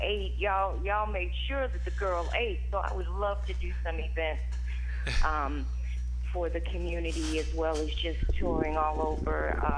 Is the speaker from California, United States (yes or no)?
no; Chicago, Illinois, United States; now in Atlanta, United States; Just so you know, I'm from Chicago, but I live in Atlanta now, so I picked up that southern drawl there.